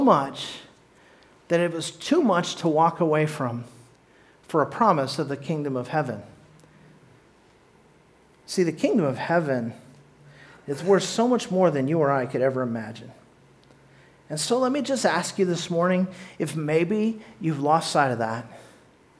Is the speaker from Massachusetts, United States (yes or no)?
no; Orange County, Southern California, United States; I was born in Southern California, down by the beach in Orange County